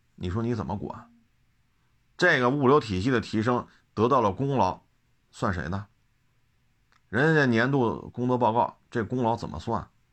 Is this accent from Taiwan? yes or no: no; China; 我们中国人